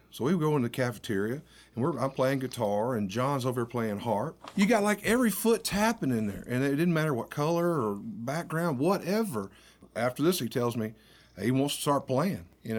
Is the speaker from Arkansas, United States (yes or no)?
yes; Warren, Arkansas, United States